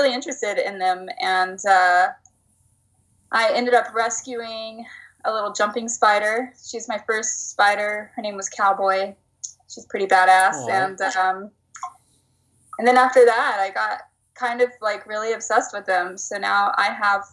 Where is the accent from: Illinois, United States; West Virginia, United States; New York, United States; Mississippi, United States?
West Virginia, United States; moved away as an adult; now in San Francisco, United States; I'm from West Virginia